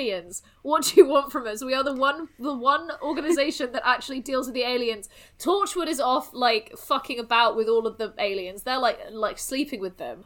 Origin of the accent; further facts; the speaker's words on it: South West England, United Kingdom; I grew up in the southwest, so I'm like used to like Plymouth, where there's hundreds of beaches